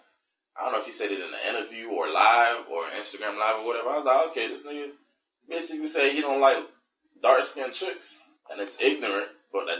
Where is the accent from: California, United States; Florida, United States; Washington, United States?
Florida, United States; Miami; I'm from Miami, man.